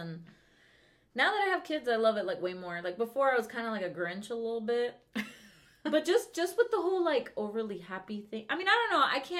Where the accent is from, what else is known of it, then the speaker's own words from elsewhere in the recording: Venezuela; because I'm from Venezuela